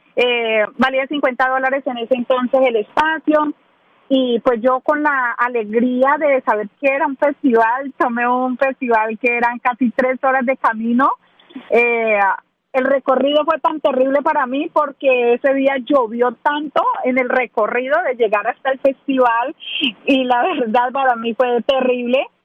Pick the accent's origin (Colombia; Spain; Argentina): Colombia; Ibagué, Tolima; moved away as an adult; now in Nashville, United States; soy de Ibagué, del departamento del Tolima